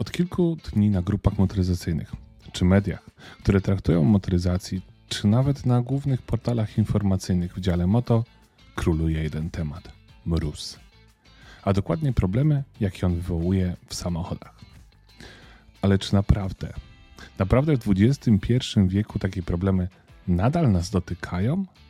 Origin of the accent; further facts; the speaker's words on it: Lesser Poland, Poland; jestem z Małopolski